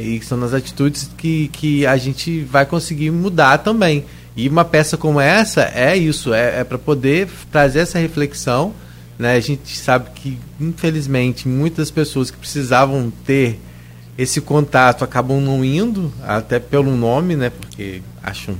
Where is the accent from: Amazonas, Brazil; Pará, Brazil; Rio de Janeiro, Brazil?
Rio de Janeiro, Brazil; São João da Barra; eu sou de Gruçaí